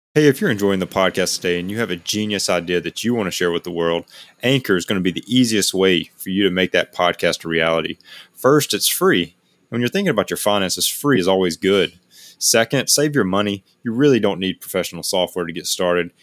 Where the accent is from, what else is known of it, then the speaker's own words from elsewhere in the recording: Alabama, United States; moved away as an adult; now in Hawaii, United States; I'm from Alabama, currently living in, in Hawaii, work out here